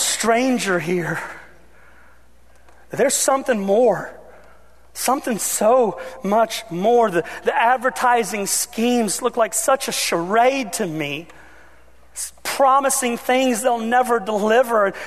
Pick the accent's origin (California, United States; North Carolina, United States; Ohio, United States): Ohio, United States; I grew up in Ohio.